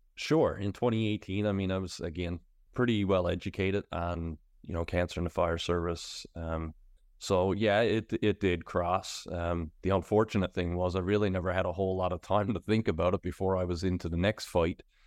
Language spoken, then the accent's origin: English; Pasadena, Newfoundland and Labrador, Canada; now in St. John's, Canada; I'm originally from Pasadena, which is out on the west coast